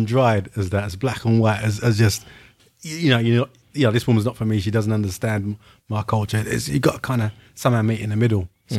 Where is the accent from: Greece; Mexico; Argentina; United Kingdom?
United Kingdom; England; I'm born in England